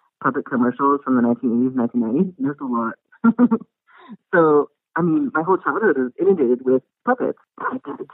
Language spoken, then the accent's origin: English; Brownsville, Texas, United States; growing up in Brownsville, Texas, which is like the southernmost tip of Texas